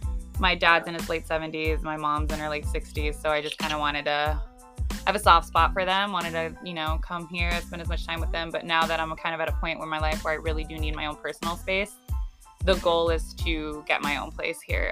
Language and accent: English; Arizona, United States; for the most part here in Phoenix or here in Arizona, like a lot of us just stay here.